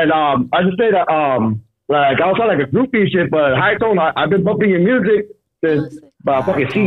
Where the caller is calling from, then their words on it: El Monte, California, United States; I'm actually calling from Arizona.